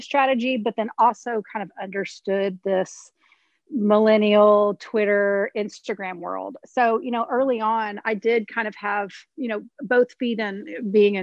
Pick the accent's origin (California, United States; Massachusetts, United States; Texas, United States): Texas, United States; Houston; I grew up in the Garden Oaks, Oak Forest area, as you know, born and raised, been here almost 42 years on and off